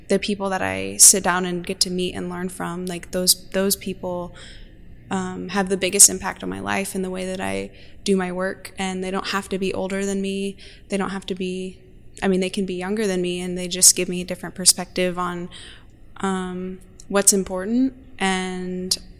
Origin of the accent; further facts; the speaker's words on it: Norman, Oklahoma, United States; now in Tulsa, United States; I am from Norman, Oklahoma, and I currently live on the Muscogee Creek Reservation in Tulsa, Oklahoma